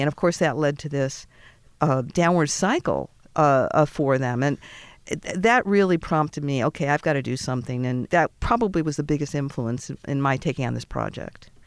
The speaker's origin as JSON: {"language": "English", "town": "Boston", "region": "Massachusetts", "country": "United States", "said": "I'm from Boston"}